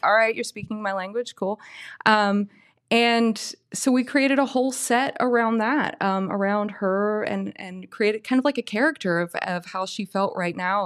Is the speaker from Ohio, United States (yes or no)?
yes; Oak Hill, Ohio, United States; now in Gallipolis, United States; I come from Oak Hill, but currently I live in Galpolis